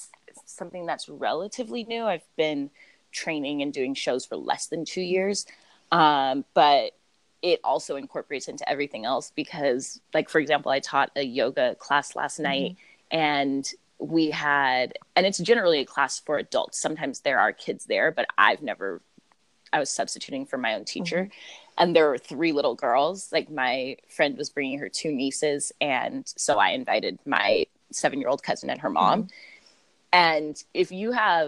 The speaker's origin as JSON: {"language": "English", "town": "Los Angeles", "region": "California", "country": "United States", "said": "I am from Los Angeles and currently live here."}